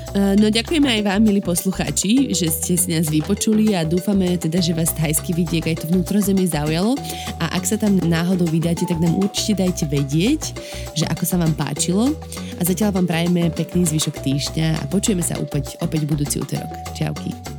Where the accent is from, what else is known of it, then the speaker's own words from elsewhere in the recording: Slovakia; moved away as an adult; also born or lived in India / Nepal; now in Australia; odchádzala zo Slovenska, to bolo 2017